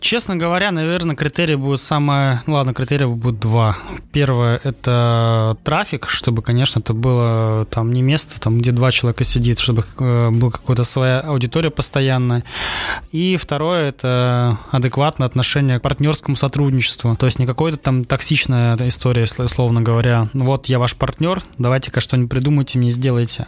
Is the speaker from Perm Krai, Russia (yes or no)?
no; Saint Petersburg, Russia; now in Sochi, Russia; я сам из Петербурга